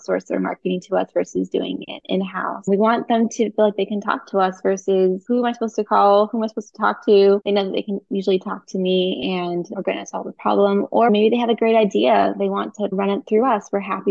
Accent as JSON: {"language": "English", "area": "Bay Area", "region": "California", "country": "United States", "moved": "yes", "lives_now": "Tulsa, United States", "said": "I'm originally from the Bay Area"}